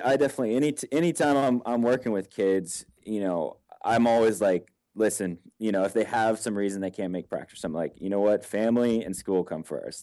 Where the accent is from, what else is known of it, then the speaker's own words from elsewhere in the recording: Texas, United States; I grew up in Texas